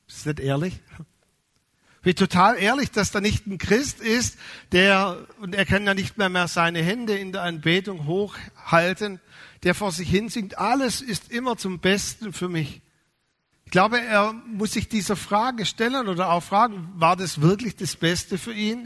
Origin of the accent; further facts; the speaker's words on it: Swabia, Germany; als Schwabe